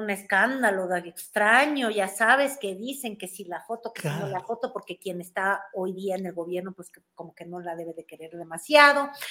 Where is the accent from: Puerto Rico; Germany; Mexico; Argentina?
Mexico; le voy a enseñar cómo somos los mexicanos, que comemos bolillo para el susto y aguacate no